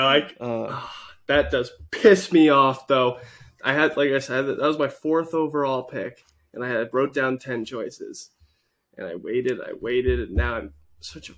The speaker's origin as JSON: {"language": "English", "region": "Maine", "country": "United States", "said": "I'm from Maine. We have a local store called Sunset Variety"}